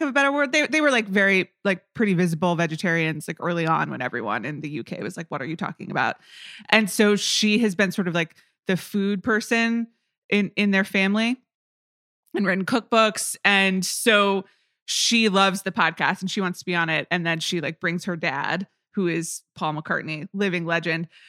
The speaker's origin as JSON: {"language": "English", "town": "Atlanta", "region": "Georgia", "country": "United States", "tie": "born or raised there", "said": "growing up in Atlanta, as a young child"}